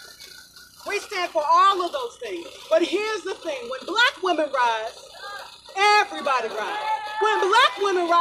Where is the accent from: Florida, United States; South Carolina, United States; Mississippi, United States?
Mississippi, United States; now in Minnesota, United States; I'm from the Black Baptist Church in Mississippi.